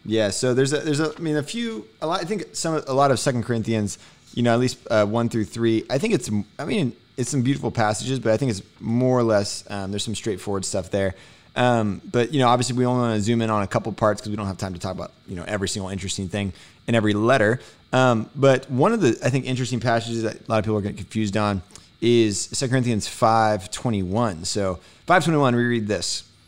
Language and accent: English; Houston, Texas, United States; being from Houston